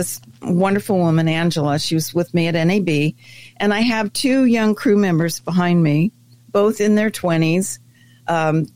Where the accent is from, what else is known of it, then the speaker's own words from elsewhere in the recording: France; also born or lived in Germany; now in United States; I was raised in France.